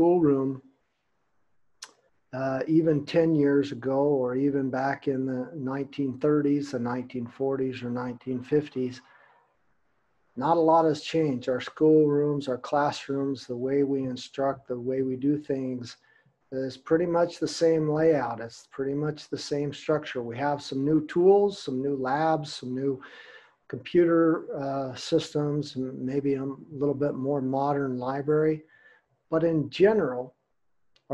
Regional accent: United States; now in Hamburg, Germany; I'm actually from America as well, but I live in Hamburg, Germany

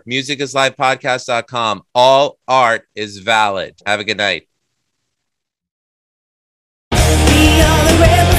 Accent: New York City, New York, United States; I grew up in Queens.

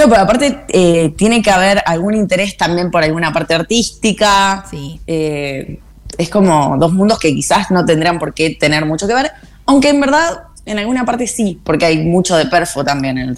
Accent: Buenos Aires Province, Argentina; Somos todas argentinas. Somos la Leandra, Pichona, Pichona de San Juan, la Leandra de Capital, eh, la Río Trueno, que es de San Clemente, y yo que soy este híbrido que soy, no, no sé, bonaerense por lo menos.

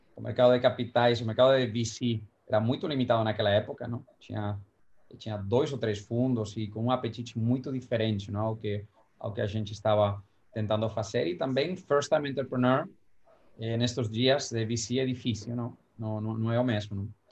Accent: Valencia, Valencian Community, Spain; Portuguese is a second language; moved away as an adult; also born or lived in New York; now in São Paulo, Brazil; em Valência, que é de onde eu sou

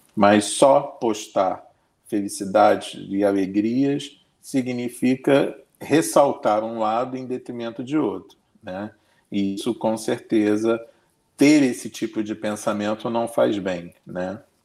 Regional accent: Brazil; Todos nós somos brasileiros

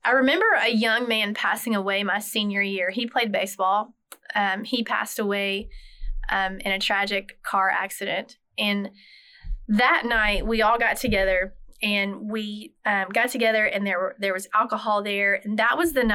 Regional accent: North Carolina, United States; I grew up in North Carolina in a small town, so lived a small town life

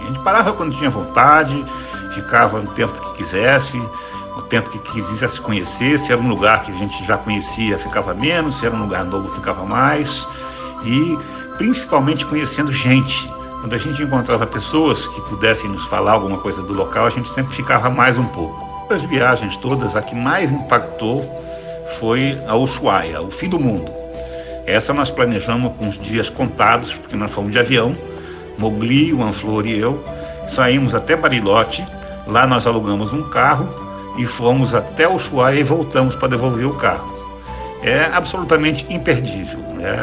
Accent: Rio de Janeiro, Brazil; moved away as an adult; now in Porto Alegre, Brazil; Eu nasci no Rio de Janeiro, mas desde 2007 eu me mudei para Porto Alegre

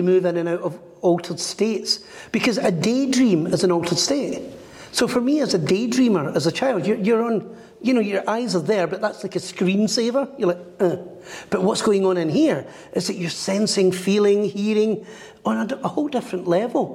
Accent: Glasgow, Scotland, United Kingdom; Growing up in Glasgow

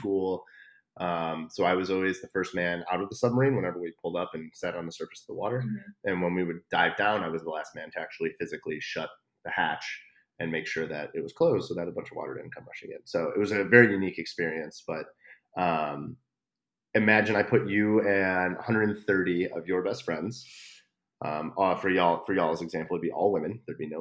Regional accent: Chicago, Illinois, United States; moved away as an adult; I'm from Chicago

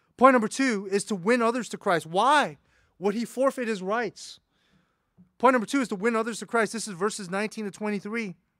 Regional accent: United States; an American

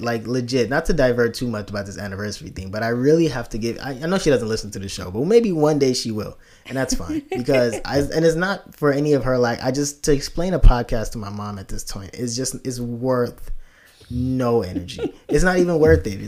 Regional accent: Nigeria; now in United States; me being African immigrant

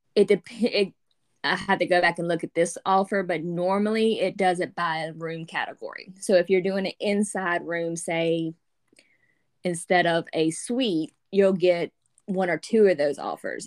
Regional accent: Louisiana, United States; I'm from Louisiana

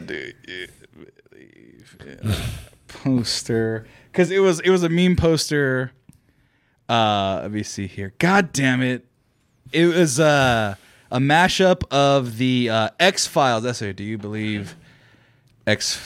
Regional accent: Fresno, California, United States; Fresno, my hometown

